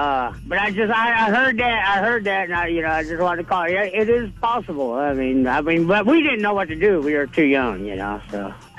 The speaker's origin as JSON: {"language": "English", "region": "California", "country": "United States", "moved": "as an adult", "said": "I'm from California. I moved out here 13 years ago"}